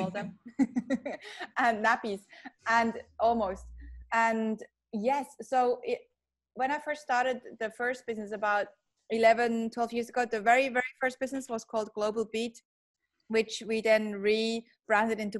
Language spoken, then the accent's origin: English; Switzerland; moved away as an adult; now in Australia; a Swiss born Aussie now. I grew up in Switzerland and have been in Australia for 15 years, still have an accent